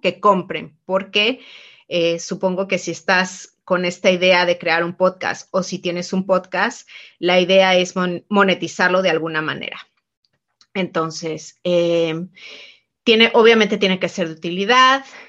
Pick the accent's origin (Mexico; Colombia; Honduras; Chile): Mexico; soy mexicana